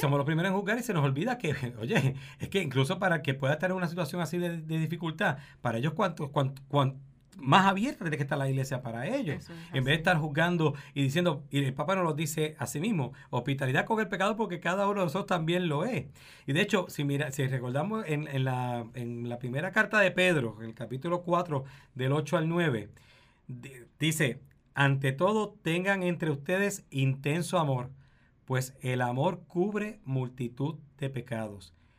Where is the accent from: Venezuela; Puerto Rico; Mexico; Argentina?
Puerto Rico; como puertorriqueños y puertorriqueñas